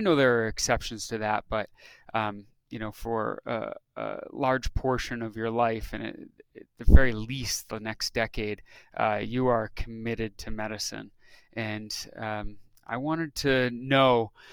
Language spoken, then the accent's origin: English; upstate New York, United States; moved away as an adult; also born or lived in coastal Massachusetts / Rhode Island; now in Salt Lake City, United States; I was born in New York, grew up there, upstate New York, and Massachusetts, coastal Massachusetts